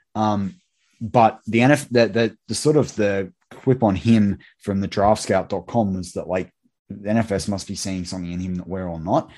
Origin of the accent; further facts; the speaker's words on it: Sydney, New South Wales, Australia; my hometown of Sydney.